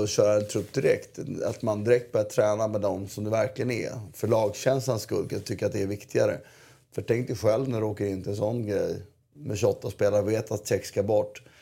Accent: Syria; Jag är från Syrien, inte från USA.

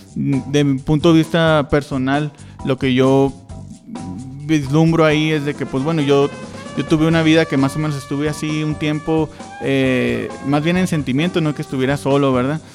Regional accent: Mexicali, Baja California, Mexico; de donde vengo, ¿no? De Mexicali.

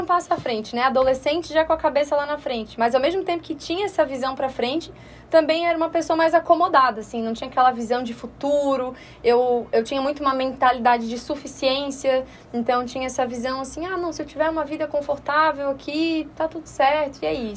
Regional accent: Florianópolis, Santa Catarina, Brazil; accent: manezinho; E nascida, né, aqui em Florianópolis, então manezinha da ilha mesmo, raiz

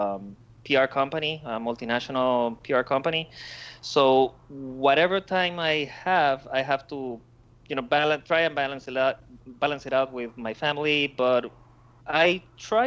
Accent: Peru; first language Spanish; English is a second language; now in Buenos Aires, Argentina; I was born in Peru, and I've been living pretty much around the world for the past 25 years.

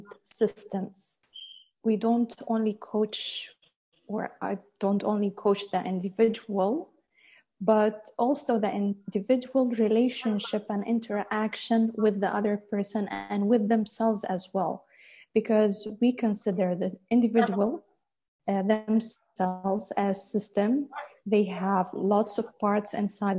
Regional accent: United Arab Emirates; I was born and raised in UAE, studied even here in UAE

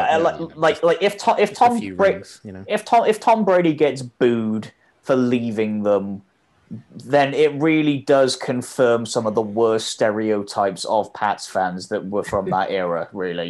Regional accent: England, United Kingdom

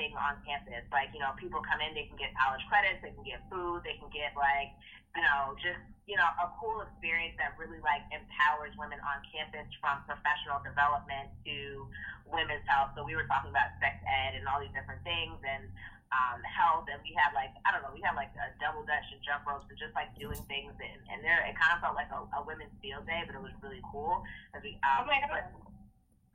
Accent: Maplewood, New Jersey, United States; I am from Maplewood, New Jersey, grew up in Essex County

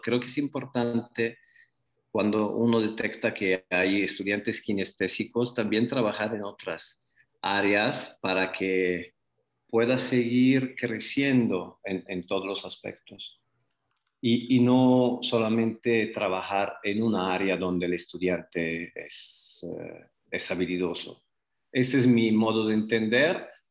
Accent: Prato, Tuscany, Italy; Spanish is a second language; moved away as an adult; also born or lived in Guadalajara, Mexico; now in Zapopan, Mexico; Vengo de una ciudad de 200.000 habitantes que se llama Prato. Es una ciudad a 20 kilómetros de Florencia, en Toscana

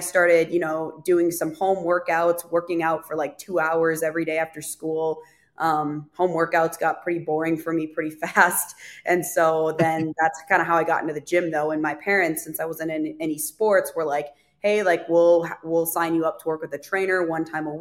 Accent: Fargo North Dakota area, Minnesota, United States; now in Nashville, United States; I am originally from Minnesota, kind of Fargo, North Dakota area. I currently live in Nashville, Tennessee.

